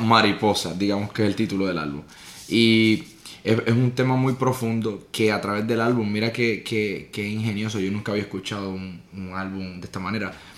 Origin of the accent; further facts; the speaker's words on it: Puerto Rico; yo soy de Puerto Rico, nací y criado